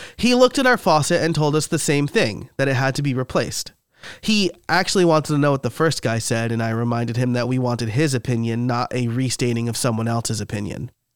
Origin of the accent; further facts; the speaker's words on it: New York, United States; now in near Philadelphia, United States; I'm from New York, so I call it Rita's Italian ice